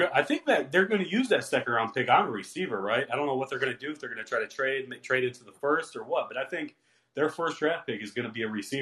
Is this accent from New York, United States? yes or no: no; Cleveland, Ohio, United States; I'm from Cleveland, born and raised.